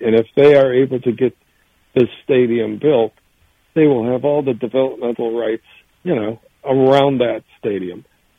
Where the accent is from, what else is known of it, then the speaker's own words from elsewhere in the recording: Cleveland, Ohio, United States; I'm a native Clevelander.